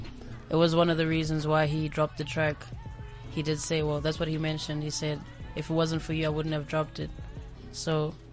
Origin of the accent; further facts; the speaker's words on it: Pretoria, Gauteng, South Africa; I grew up in Pretoria.